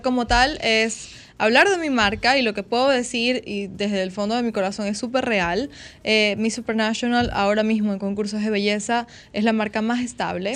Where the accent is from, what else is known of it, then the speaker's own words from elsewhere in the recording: Ecuador; Yo soy de Ecuador.